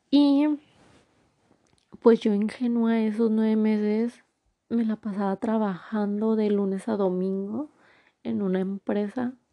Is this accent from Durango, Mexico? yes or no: yes; Durango, Mexico; born there; bueno, yo nací en Durango, entonces decí, y toda mi familia está en Durango, mis abuelos, mis tíos, mis primos